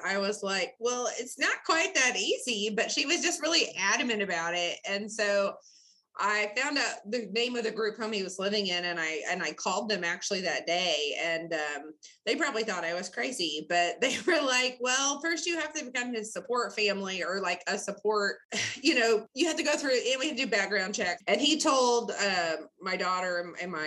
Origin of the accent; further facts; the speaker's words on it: Bentonville, Arkansas, United States; I grew up in Bentonville back in the day when the population was like 13,000, graduated from Bentonville High School